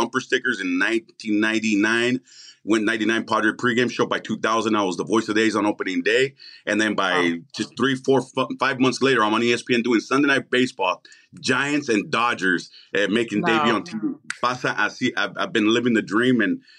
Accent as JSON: {"language": "English", "town": "Tijuana", "region": "Baja California", "country": "Mexico", "tie": "born or raised there", "also_born_or_lived": "San Diego, United States", "said": "And then that's when I was born in San Diego, California by accident. They went shopping. We lived in Tijuana."}